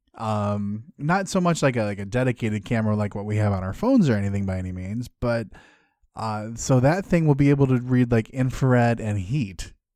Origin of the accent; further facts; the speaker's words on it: Midwest, United States; I'm from the Midwest.